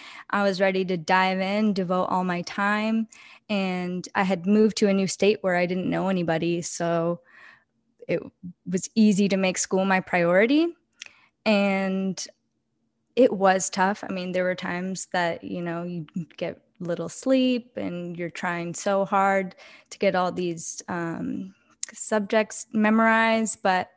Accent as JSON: {"language": "English", "region": "Oregon", "country": "United States", "said": "because I'm from Oregon. So okay. I went to Portland State in Oregon, lived there most of my life."}